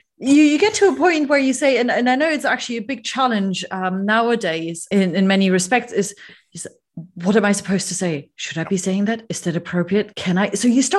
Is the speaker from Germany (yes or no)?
yes; Germany; moved away; my home country, in Germany.